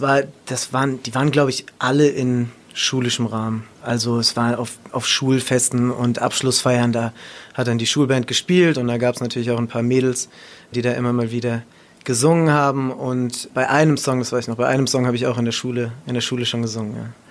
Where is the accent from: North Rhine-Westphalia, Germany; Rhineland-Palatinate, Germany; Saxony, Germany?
Rhineland-Palatinate, Germany; Ludwigshafen; weil Heidelberg ist ja jetzt auch nicht so weit entfernt von Ludwigshafen, wo ich aufgewachsen bin